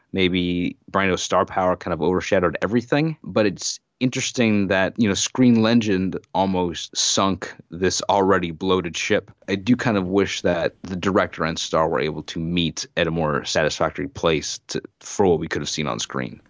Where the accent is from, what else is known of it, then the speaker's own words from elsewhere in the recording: United States; as an American citizen who, by living here, uh, the Vietnam War is, you know, a part of my history